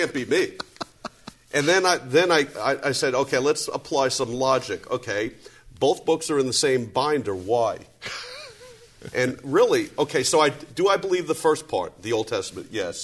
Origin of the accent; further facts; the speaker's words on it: New York City, New York, United States; I grew up in New York City, in that area where everybody is judgmental.